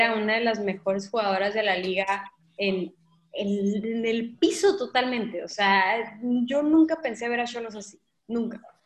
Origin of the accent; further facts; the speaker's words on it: Mazatlán, Sinaloa, Mexico; mi tierra